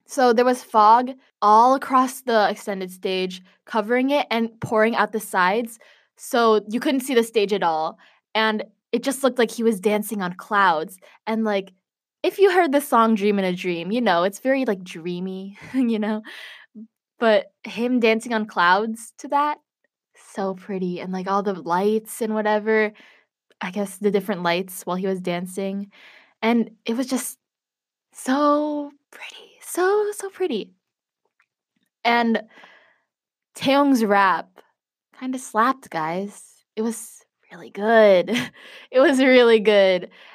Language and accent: English; Chicago, Illinois, United States; I'm from Chicago